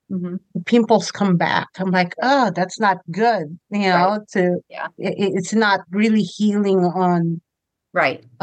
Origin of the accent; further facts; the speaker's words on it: Philippines; now in Canada; we moved from the Philippines to Canada.